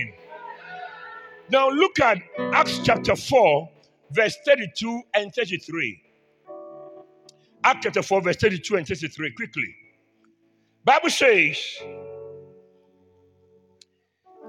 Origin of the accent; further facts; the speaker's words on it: Ghana; I'm from Ghana